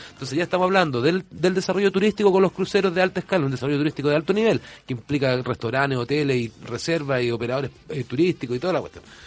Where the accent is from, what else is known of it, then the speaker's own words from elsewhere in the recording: Valparaíso, Chile; yo soy arquitecto, soy porteño, profundamente de padres, madre, abuelos, bisabuelos